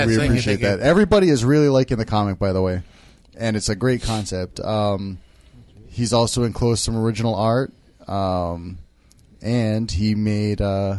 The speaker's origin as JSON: {"language": "English", "town": "Lahaina", "region": "Hawaii", "country": "United States", "tie": "born or raised there", "lives_now": "Oahu, United States", "said": "I'm from Maui. Grew up in Lahaina, grad Lahaina Luna, class of 96. I moved to Oahu 10 years ago"}